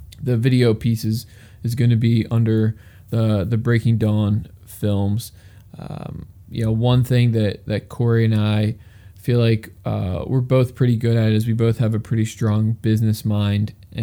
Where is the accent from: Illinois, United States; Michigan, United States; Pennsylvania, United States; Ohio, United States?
Pennsylvania, United States; outside of Philadelphia; I grew up in Pennsylvania. I grew up like 15 minutes outside of Philadelphia, and now I'm live about an hour outside of Philadelphia